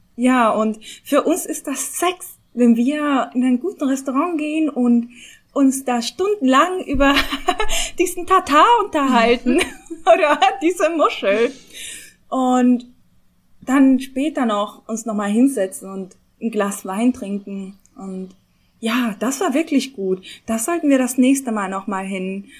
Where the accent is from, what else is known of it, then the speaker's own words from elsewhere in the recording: Bonn, North Rhine-Westphalia, Germany; now in Mannheim, Germany; Ich bin Bonnerin